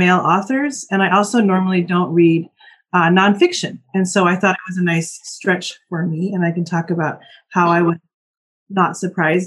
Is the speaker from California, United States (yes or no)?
yes; Oxnard, California, United States; moved away; also born or lived in Palm Springs, California / New York / Bay Area; I grew up in Oxnard, California, which is on the ocean.